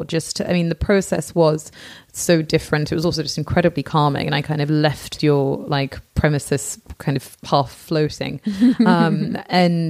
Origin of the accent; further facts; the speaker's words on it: England, United Kingdom; moved away; I'm from England